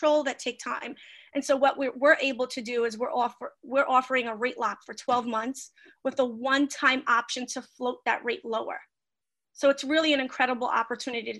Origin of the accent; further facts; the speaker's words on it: New York City, New York, United States; I grew up on Hick Street right off of DeGraw.